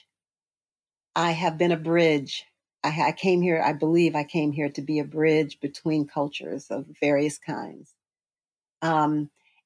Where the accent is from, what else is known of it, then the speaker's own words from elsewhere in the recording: San Francisco, California, United States; I was born in Western Addition, San Francisco